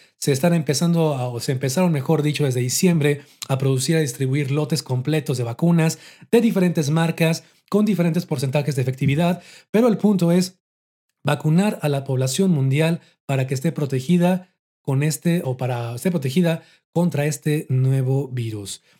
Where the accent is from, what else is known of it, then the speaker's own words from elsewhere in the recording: Mexico; aquí en mi país, en México